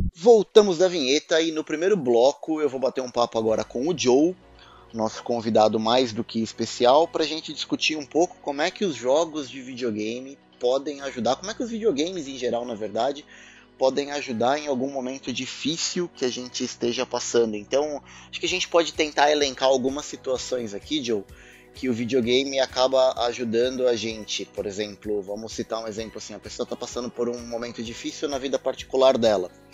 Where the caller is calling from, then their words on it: São Paulo, Brazil; falo de São Paulo capital